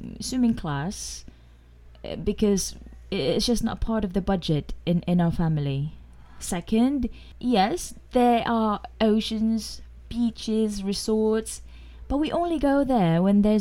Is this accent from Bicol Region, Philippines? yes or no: no; Manila, Metro Manila, Philippines; I grew up in Manila, in the city